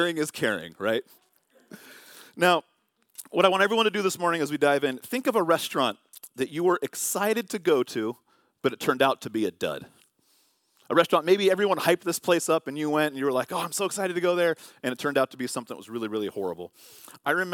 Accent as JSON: {"language": "English", "town": "Vallejo", "region": "California", "country": "United States", "tie": "born or raised there", "moved": "yes", "said": "growing up in Vallejo, California"}